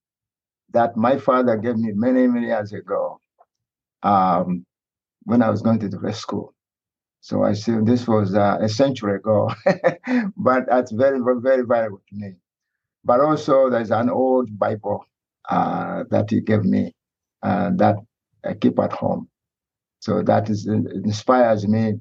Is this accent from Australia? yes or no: no; Uganda; moved away; I was raised in Uganda around Lake Victoria